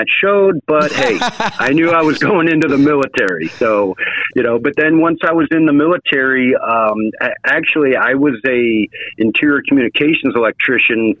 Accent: Shelby, Michigan, United States; I was born and raised in the Detroit area, just north of Detroit, in a small town called Shelby, Michigan

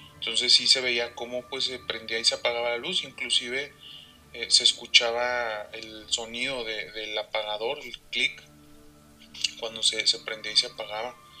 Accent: Saltillo, Coahuila, Mexico; somos de aquí de Saltillo, Coahuila

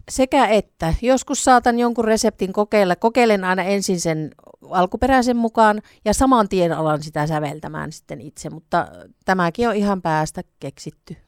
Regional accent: Savonia, Finland; also born or lived in Greece; now in Kuopio, Finland; olen ihan oikea savolainen

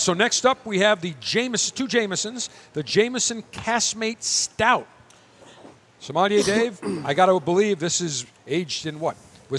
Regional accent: Buffalo, New York, United States; now in Tampa, United States; my hometown of Buffalo, specifically South Buffalo

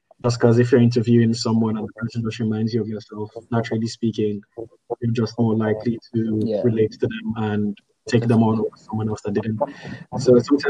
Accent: Nigeria; I'm Nigerian

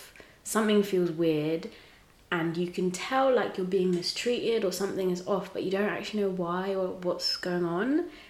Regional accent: England, United Kingdom; also born or lived in Tanzania; So I was born in Tanzania. I moved when I was 5 to a small town in England, so random.

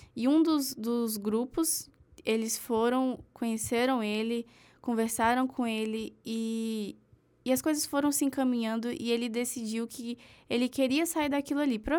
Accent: Brasília, Federal District, Brazil; eu sou de Brasília

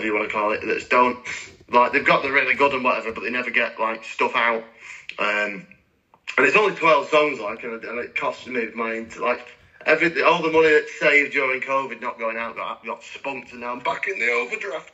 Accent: Ireland; being Irish

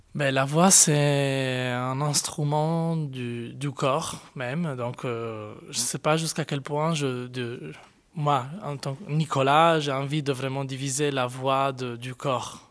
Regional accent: Cagliari, Sardinia, Italy; moved away as an adult; also born or lived in Florence / Madrid; now in Brussels, Belgium; à Cagliari, qui est ma ville natale

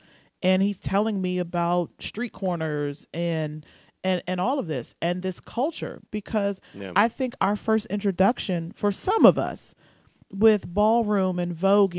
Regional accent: Washington, District of Columbia, United States; also born or lived in Northeast, Washington, D.C.; I'm from Southeast.

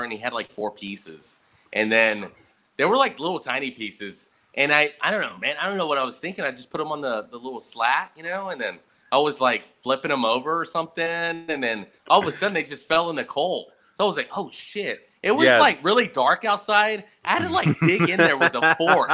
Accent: Abilene, Texas, United States; I grew up in a little shitty town called Abilene.

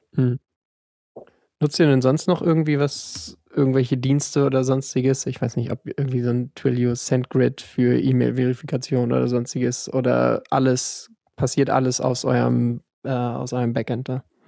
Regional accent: Hamburg, Germany; bin 27 Jahre alt, komme aus Hamburg

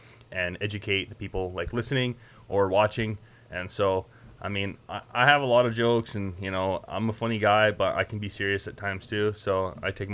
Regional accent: Canada; moved away; I'm from Canada, so I have a lot of jokes and a lot of terms and terminology, like cranking darts

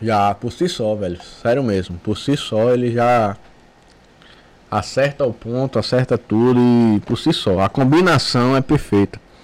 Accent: Brazil; A gente cresceu lá na rua, lá no Pontal.

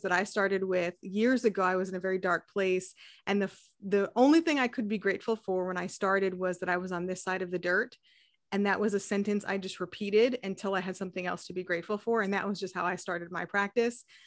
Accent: New England, United States; moved away; I grew up in New England

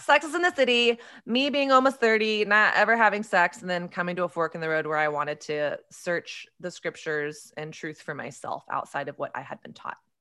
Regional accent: Texas, United States; I grew up in Southern Christian culture. in evangelical culture in Texas

